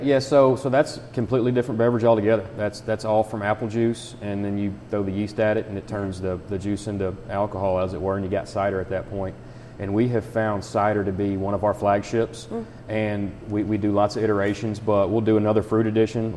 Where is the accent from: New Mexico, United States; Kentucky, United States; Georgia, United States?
Kentucky, United States; Nicholas County; also born or lived in Paris, Kentucky; now in Harrison County, United States; I am from Nicholas County